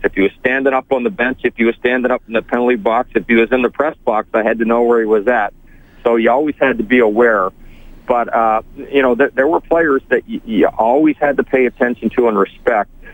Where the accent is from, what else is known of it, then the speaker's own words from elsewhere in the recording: Edmonton, Alberta, Canada; when I was a kid growing up in Edmonton